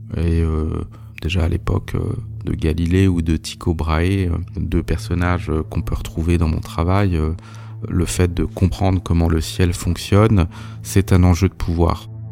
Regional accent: Alsace, Grand Est, France; j'ai grandi euh, en Alsace

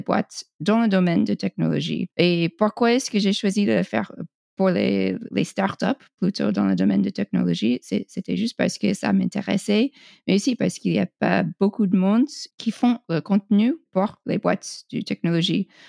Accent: United States; French is a second language; je suis américaine

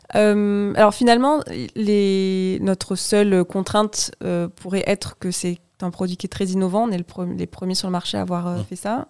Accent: Toulouse, Occitania, France; moved away as an adult; now in Bordeaux, France; J'ai grandi à Toulouse

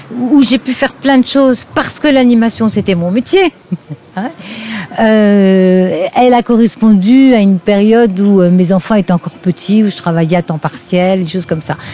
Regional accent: Lorraine, Grand Est, France; moved away as an adult; also born or lived in Mulhouse area, Alsace; now in Mulhouse, France; je suis Lorraine. Une Lorraine qui s'est retrouvée euh, euh, sur l'agglomération mulhousienne par les hasards d'une mutation de son mari.

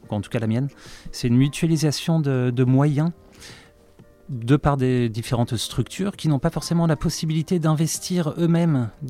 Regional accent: Dieppe, Normandy, France; je suis rouennais, j'ai 39 ans, bientôt 40 en fin d'année. je suis originaire de Dieppe, euh, donc euh, dans le pays de Co, à côté de, Rouen

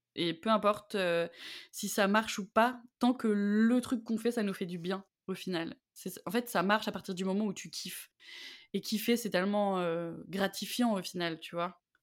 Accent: Auvergne-Rhône-Alpes, France; je viens d'Auvergne.

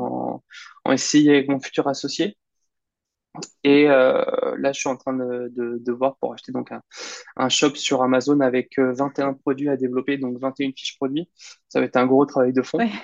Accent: Caen, Normandy, France; moved away as an adult; now in Bordeaux, France; je suis originaire de Normandie, donc en Basse-Normandie à Caen

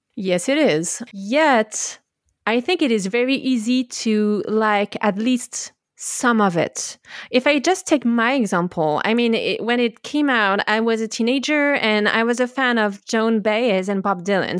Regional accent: France; I was born in France in the early eighties

